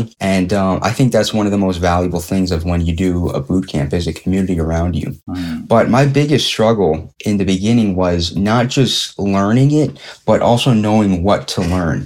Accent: Philadelphia, Pennsylvania, United States; I'm from Philadelphia, PA, city of brotherly love, born and raised, like Will Smith.

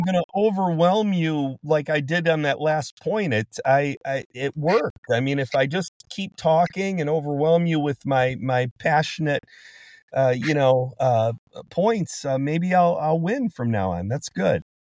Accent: Detroit, Michigan, United States; I'm from Detroit

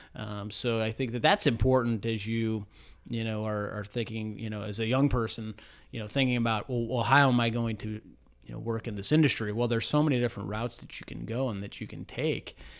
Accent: South Euclid, Ohio, United States; Grew up not too far from, from here, from our office in South Euclid, Ohio, so east side of, of Cleveland

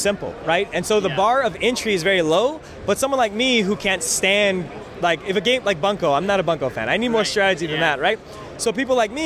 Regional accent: Spokane, Washington, United States; I am from Spokane, Washington.

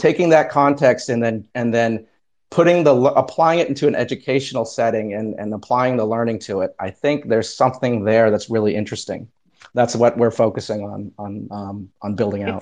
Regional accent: Canada; now in New Jersey, United States; I am also Canadian

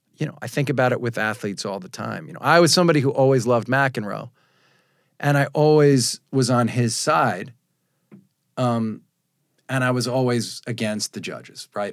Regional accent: Long Island, New York, United States; I was born on Long Island

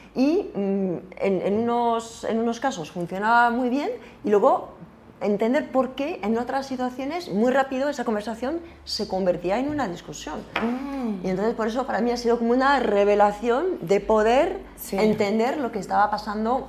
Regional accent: France; accent: French; Spanish is a second language; moved away; yo soy francesa

